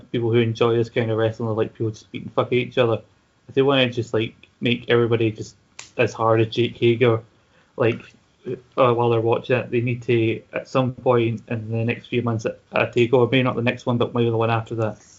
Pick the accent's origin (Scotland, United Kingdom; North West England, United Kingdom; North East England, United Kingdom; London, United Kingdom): Scotland, United Kingdom; Glasgow; I'm from Glasgow